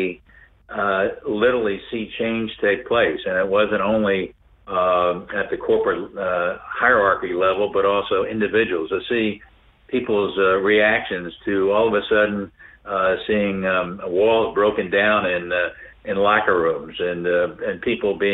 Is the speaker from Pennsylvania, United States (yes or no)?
yes; Philadelphia, Pennsylvania, United States; also born or lived in South Africa; a church in Philadelphia, my hometown.